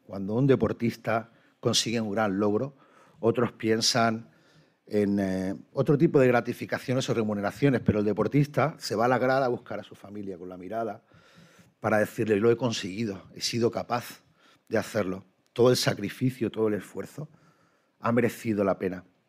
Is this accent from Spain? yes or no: yes; Málaga, Andalusia, Spain; como malagueño, como andaluz, como español